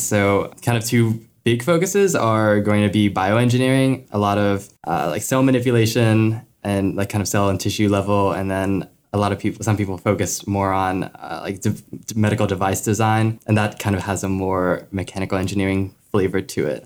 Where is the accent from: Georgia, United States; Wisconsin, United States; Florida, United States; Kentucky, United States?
Florida, United States; Gainesville; I'm from Gainesville, Florida.